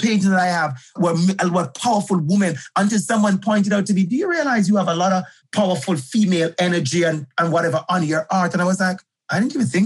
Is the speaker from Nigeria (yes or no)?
no; Jamaica; moved away as an adult; now in Toronto, Canada; I'm from Jamaica, for the users who don't know, I'm originally from Jamaica